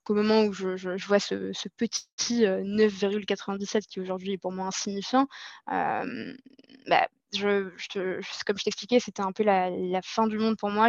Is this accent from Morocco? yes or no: yes; Casablanca, Casablanca-Settat, Morocco; moved away as an adult; now in Paris, France; je suis née euh, et j'ai grandi à Casablanca, au Maroc. Euh, je vis en France depuis 8 ans et plus précisément à Paris